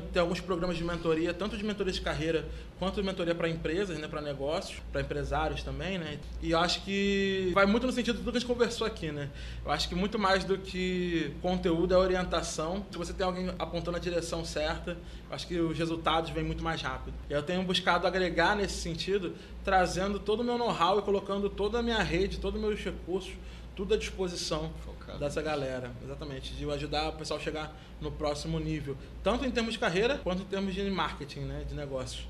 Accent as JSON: {"language": "Portuguese", "region": "Rio de Janeiro", "country": "Brazil", "said": "eu sou carioca, porque eu sou professor de duas universidades aqui no Rio"}